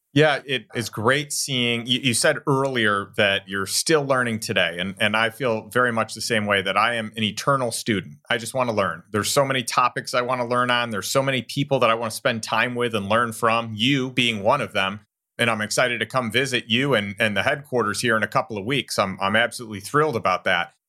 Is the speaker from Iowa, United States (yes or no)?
no; Elgin, Illinois, United States; I grew up in Elgin, and I grew up right down the road from Safety Clean right there